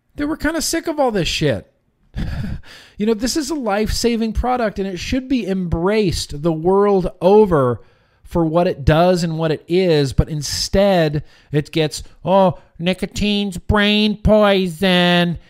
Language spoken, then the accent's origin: English; United States; as an American